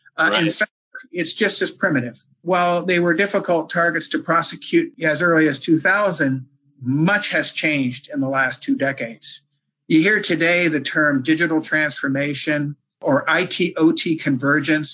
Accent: East Coast, United States; also born or lived in Maryland; Born and raised here on the East Coast.

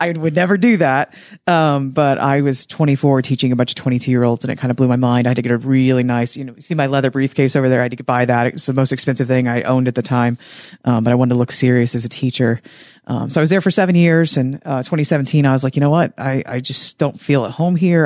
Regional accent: Henry County, Indiana, United States; born and raised in Henry County, uh, graduated, also a Raider.

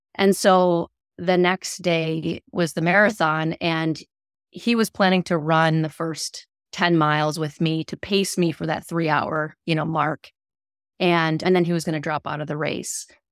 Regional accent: Rochester, Minnesota, United States; growing up in my hometown, how, hometown of Rochester, Minnesota

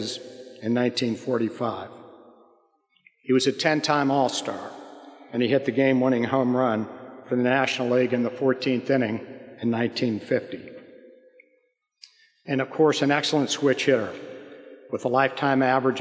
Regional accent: St. Louis, Missouri, United States; growing up in St. Louis

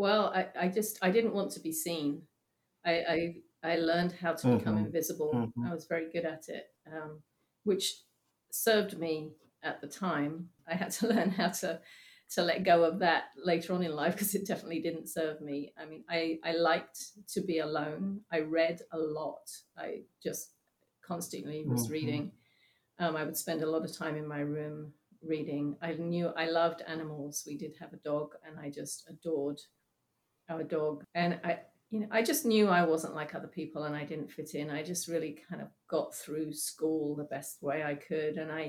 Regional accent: England, United Kingdom; also born or lived in Singapore; So I was born in Singapore. Then we moved back to England, and I think when I was 2 or 3, something like that, we went back to Singapore again for another couple of years, and then back to England again.

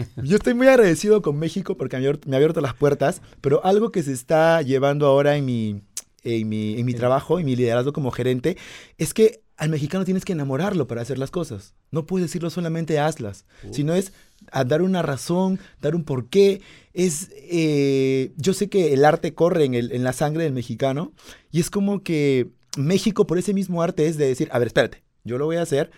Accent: Peru; Yo soy peruano

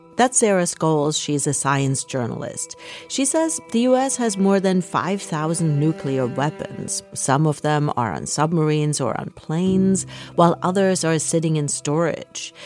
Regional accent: Germany; moved away; I grew up in Germany.

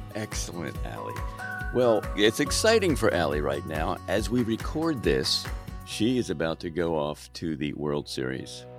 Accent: Baltimore, Maryland, United States; moved away; also born or lived in Florida; I grew up in Baltimore

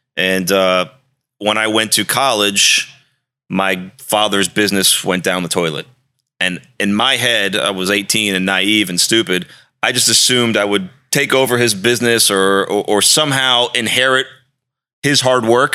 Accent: D.C., District of Columbia, United States; moved away as an adult; also born or lived in Arizona / Miami; I grew up outside of Washington, D C

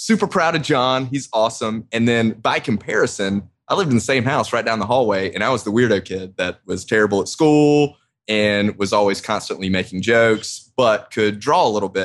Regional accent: Augusta, Georgia, United States; also born or lived in Athens, Georgia; when I moved back to Augusta from college from the University

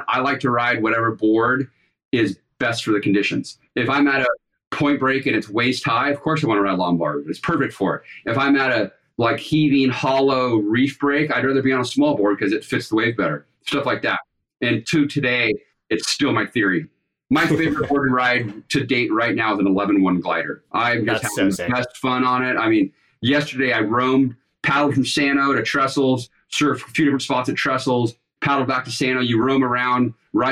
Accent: Capistrano Beach, California, United States; I grew up in Capistrano Beach, San Clemente, Capistrano Beach, and then you go into Dana Point

